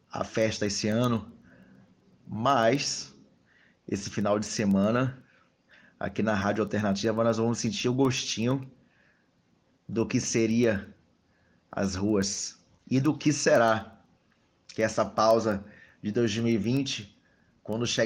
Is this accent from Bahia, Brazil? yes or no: yes; Salvador, Bahia, Brazil; Eu sou de Salvador. … sou colunista do jornal Massa, mas eu me sinto um pouco também ferense.